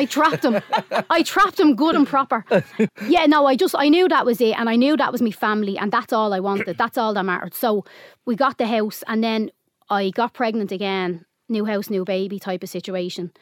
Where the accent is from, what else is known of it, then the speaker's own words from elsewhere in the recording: Dublin, Leinster, Ireland; also born or lived in Finglas, Dublin; I grew up mainly on the Navan Road